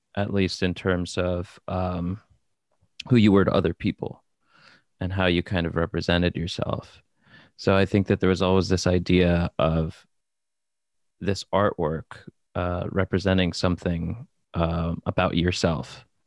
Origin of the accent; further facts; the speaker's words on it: New Jersey, United States; moved away as an adult; now in Brooklyn, United States; born in New Jersey and raised in New Jersey, um, and now I live in Brooklyn